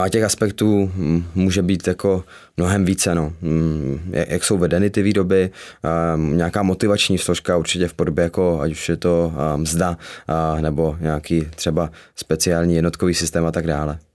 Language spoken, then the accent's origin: Czech; Zlín, Zlín Region, Czechia; ve Zlíně, s kama pocházím